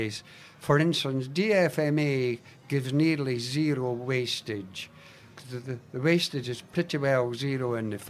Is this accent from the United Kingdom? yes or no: yes; Scotland, United Kingdom; now in Australia; being Scottish, we're brought up that spiders actually saved Scotland